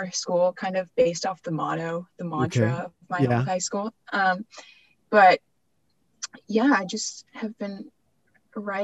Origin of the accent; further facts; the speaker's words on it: Dayton, Ohio, United States; I grew up in Dayton.